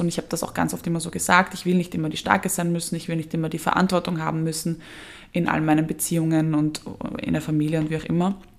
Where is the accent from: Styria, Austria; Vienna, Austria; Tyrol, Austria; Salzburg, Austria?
Vienna, Austria; wir als Wiener haben es ja schwer, weil bei uns wurde das ja quasi eingeimpft mit der Geburtsstunde